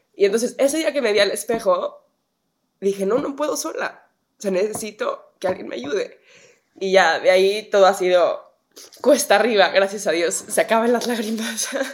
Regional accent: Mexico; moved away as an adult; now in United States; de México

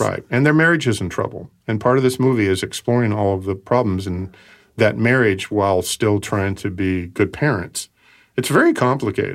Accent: Portland, United States; when I was growing up in Portland

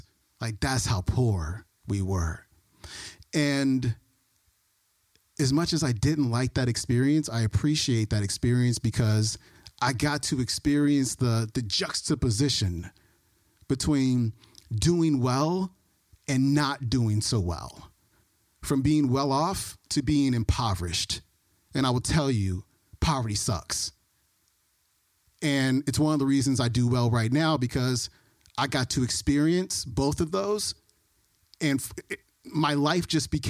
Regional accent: Oakland, California, United States; also born or lived in Alameda; So I was born in Oakland, 1977. Lived in Oakland until I was 10 years old, and then moved to Alameda, which is right next to Oakland

